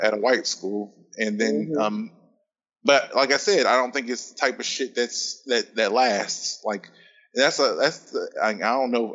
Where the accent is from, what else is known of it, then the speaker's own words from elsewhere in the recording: Indiana, United States; growing up in Indiana